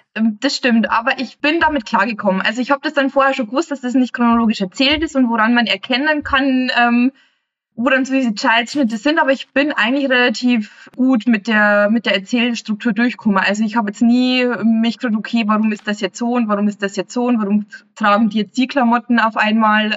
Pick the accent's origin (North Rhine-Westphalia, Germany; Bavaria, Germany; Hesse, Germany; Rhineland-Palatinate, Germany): Bavaria, Germany; ich als Bayer